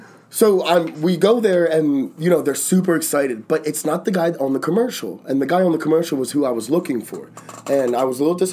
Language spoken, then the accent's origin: English; Bucks County, Pennsylvania, United States; I'm from Bucks County.